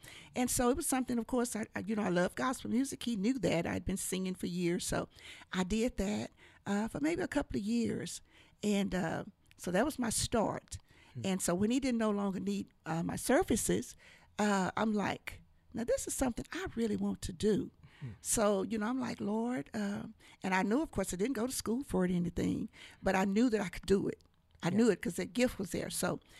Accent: Bryan, Texas, United States; also born or lived in Oklahoma; I was born, raised right here. Oh, really? In Bryan, Texas.

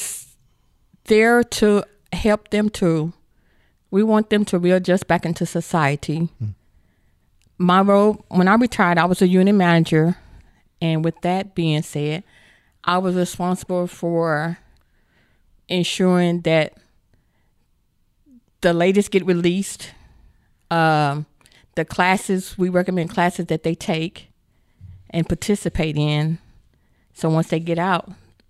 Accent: Bryan, Texas, United States; I'm a hometown girl. I'm from Bryan, Texas. I graduated from Bryan High School

